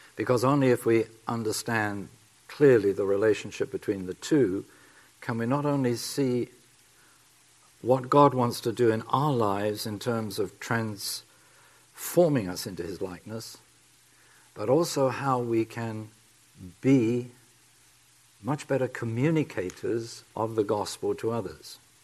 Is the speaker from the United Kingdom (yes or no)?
yes; England, United Kingdom; accent: English; my English accent